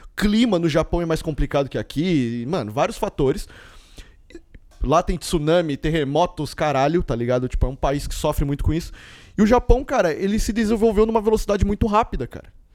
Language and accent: Portuguese; Mogi das Cruzes, São Paulo, Brazil; mesmo sendo brasileiro, porque eu estudei desde o maternal até a terceira série, eu estudei numa escola japonesa aqui em Mogi